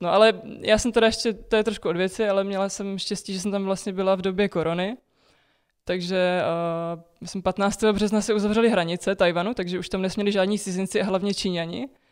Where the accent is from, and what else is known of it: Czechia